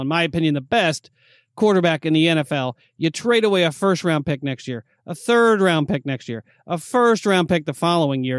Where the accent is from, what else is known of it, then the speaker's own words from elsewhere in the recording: New York, United States; I'm from New York